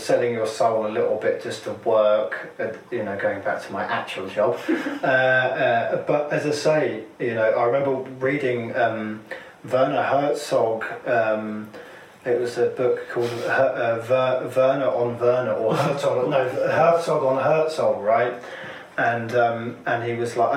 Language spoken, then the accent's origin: English; Cambridge, East of England, United Kingdom; moved away as an adult; now in London, United Kingdom; Cambridge, actually.